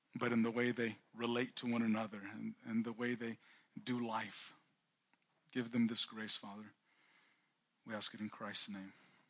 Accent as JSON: {"language": "English", "region": "California", "country": "United States", "said": "I'm from California, like I mentioned, and California, Chicano culture, we have a pretty intense car culture"}